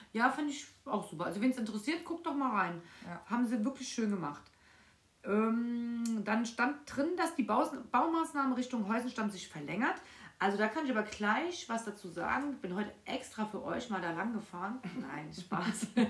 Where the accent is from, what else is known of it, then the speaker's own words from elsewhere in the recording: Frankfurt, Hesse, Germany; Ich bin mitten in Frankfurt aufgewachsen